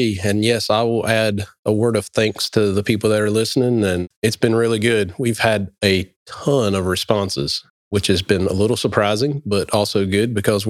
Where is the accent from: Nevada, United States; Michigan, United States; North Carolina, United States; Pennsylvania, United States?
North Carolina, United States; Neuse River; I grew up on the Neuse River